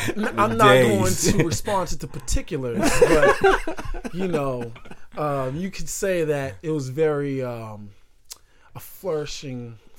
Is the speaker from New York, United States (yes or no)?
no; Boston, Massachusetts, United States; "Oh my god, you from Boston?" I was like, "Yeah."